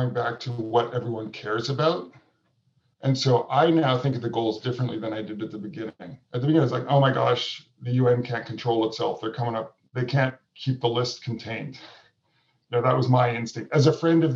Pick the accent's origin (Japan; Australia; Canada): Canada; Vancouver, British Columbia; in my home community where I grew up in Vancouver, Canada